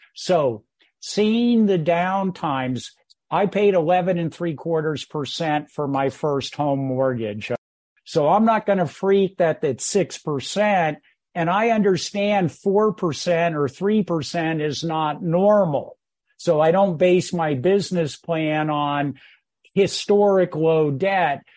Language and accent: English; Bay Area, California, United States; moved away as an adult; also born or lived in San Francisco, California / Menlo Park, California; now in Greenville, South Carolina, United States; my life partner and I are Bay Area born and bred